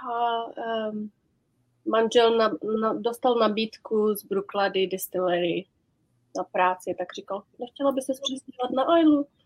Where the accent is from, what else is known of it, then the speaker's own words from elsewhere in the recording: Prague, Czechia; also born or lived in London; now in Islay, United Kingdom; my jsme tady v Češky dvě, abys věděl. {S1} Obě no, z no. {S2} Prahy. A obě z Prahy šest.